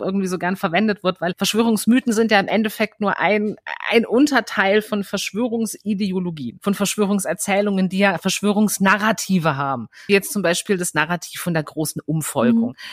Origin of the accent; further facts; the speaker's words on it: Berlin, Germany; ich komme aus Berlin